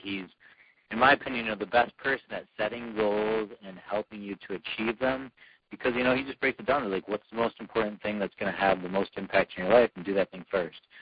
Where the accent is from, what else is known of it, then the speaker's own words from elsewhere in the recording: Michigan, United States; my home state here in Michigan